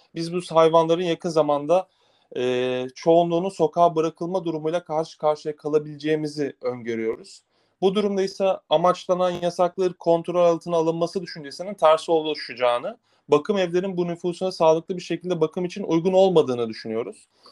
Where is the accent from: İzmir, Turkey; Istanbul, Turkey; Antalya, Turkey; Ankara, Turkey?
Antalya, Turkey; Antalya'da doğdum ben